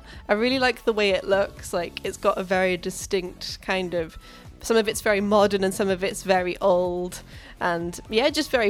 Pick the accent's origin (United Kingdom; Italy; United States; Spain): United Kingdom; South Wales Valleys; moved away as an adult; now in Manchester, United Kingdom; I grew up in the South Wales Valleys and I moved to Manchester and I work for the NHS, the National Health Service in England, in genetic testing. And I've lived in Manchester for the past 6 years.